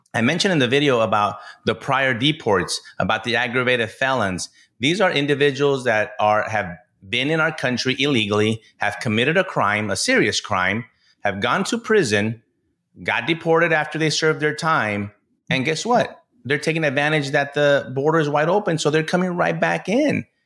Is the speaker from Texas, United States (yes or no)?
yes; El Paso, Texas, United States; I'm born and raised in El Paso, Texas